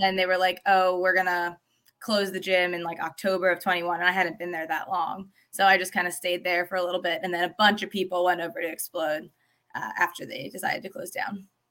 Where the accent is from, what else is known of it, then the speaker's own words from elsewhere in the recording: State College, Pennsylvania, United States; moved away; I grew up in State College, Pennsylvania